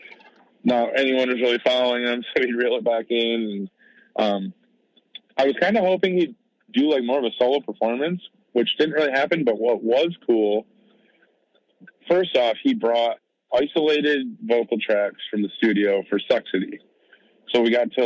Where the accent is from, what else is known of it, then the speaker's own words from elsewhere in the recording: Michigan, United States; I'm from Michigan